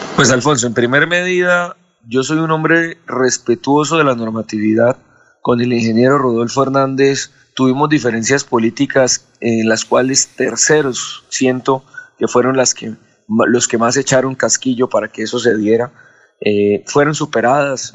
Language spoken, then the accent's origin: Spanish; Floridablanca, Santander, Colombia; Yo viví y vivo en Floria Blanca, soy de Floria Blanca